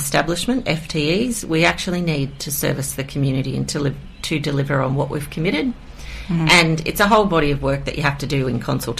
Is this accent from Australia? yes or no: yes; Queensland, Australia; now in Kiama, Australia; I'm from Queensland.